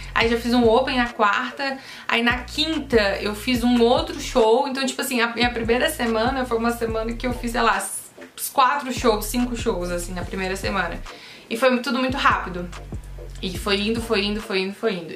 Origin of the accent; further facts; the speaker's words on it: Brasília, Federal District, Brazil; eu sou brasiliense